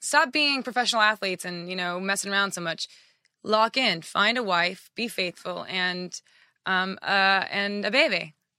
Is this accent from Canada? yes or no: no; Japan; moved away; also born or lived in Oklahoma; You know, I was born in Oklahoma, raised in Japan, military family.